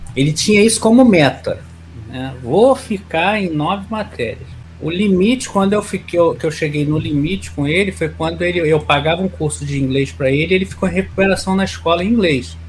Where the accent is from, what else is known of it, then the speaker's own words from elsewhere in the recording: Nova Iguaçu, Rio de Janeiro, Brazil; eu nasci e criei em Nova Iguaçu